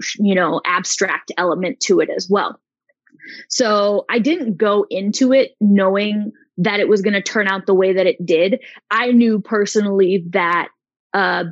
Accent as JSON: {"language": "English", "town": "Chicago", "region": "Illinois", "country": "United States", "also_born_or_lived": "Arizona", "moved": "yes", "lives_now": "Barcelona, Spain", "said": "I'm originally from Chicago. I was in Arizona for 10 years before I moved for the master's program"}